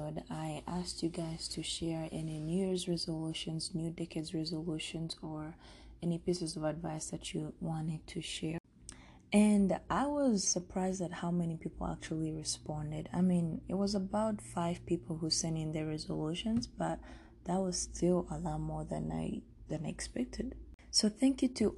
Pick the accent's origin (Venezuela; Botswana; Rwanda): Rwanda; also born or lived in Denver; now in United States; I'm from Rwanda